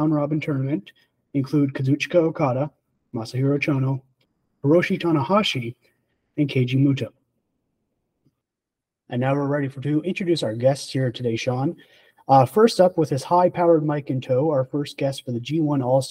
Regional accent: Canada; As a Canadian

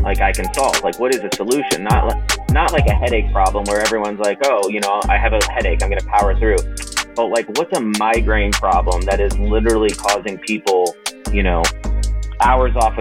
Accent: Sarasota, Florida, United States; moved away as an adult; also born or lived in North Carolina / Atlanta, Georgia; now in Dallas, United States; I grew up in Sarasota, Florida

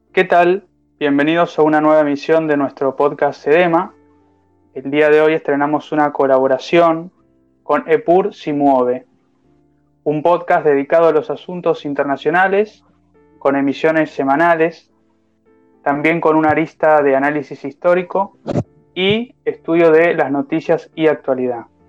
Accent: Argentina; nosotros como argentinos

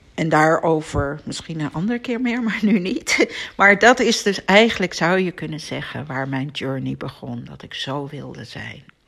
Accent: Amsterdam, North Holland, Netherlands; in Amsterdam woonde, waar ik ben opgegroeid

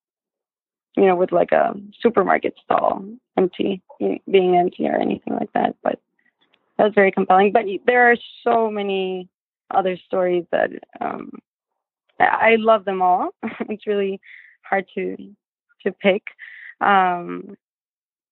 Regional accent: Colombia; moved away; we grew up in Colombia in the 90s

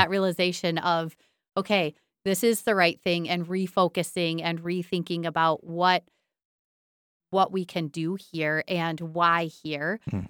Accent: Buckley, Michigan, United States; But the changeover wasn't obvious to me that coming back to Buckley just because I'm from Buckley meant that I was the right person.

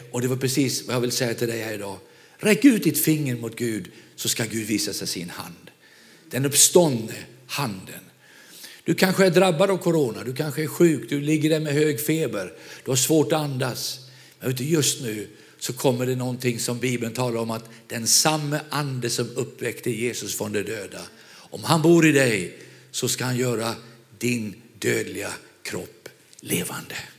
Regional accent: Vänersborg, Västra Götaland, Sweden; moved away; Jag är själv västgöte, född i Vänersborg

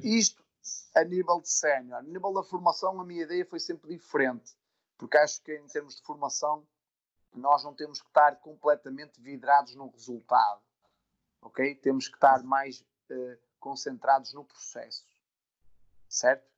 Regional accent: Amares, Norte, Portugal; also born or lived in Vila Real; eu sou de Amares, portanto, uma vila no centro do Minho

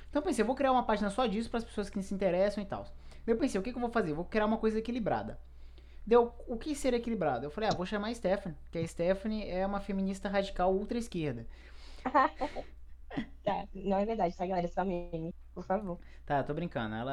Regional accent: Brazil; Eu, eu, eu, eu, sou brasileiro, né?

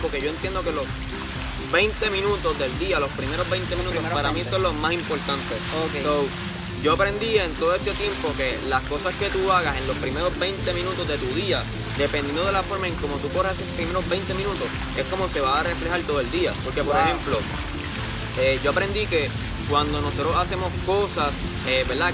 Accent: Caguas, Puerto Rico; soy del pueblo de Cagua.

